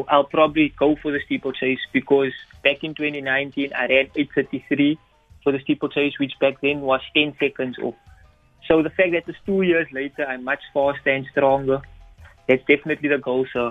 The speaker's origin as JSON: {"language": "English", "town": "Cape Town", "region": "Western Cape", "country": "South Africa", "tie": "born or raised there", "said": "a student athlete from the University of Western Cape. I grew up in Mitchell's Plain, where I'm still currently staying."}